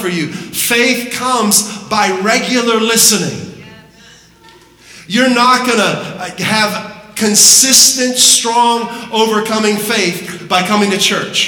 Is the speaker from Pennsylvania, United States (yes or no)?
yes; Pittsburgh, Pennsylvania, United States; moved away; I'm originally from the Pittsburgh area